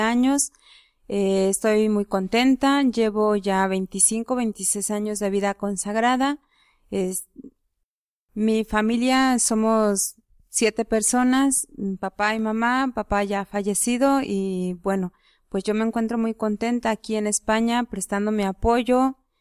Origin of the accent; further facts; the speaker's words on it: Mexico; now in Spain; soy mexicana